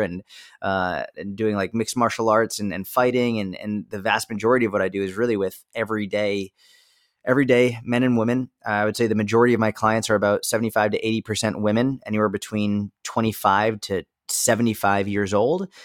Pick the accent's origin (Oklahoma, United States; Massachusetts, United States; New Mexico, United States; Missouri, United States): Massachusetts, United States; just outside of Boston; grew up just outside of Boston, Massachusetts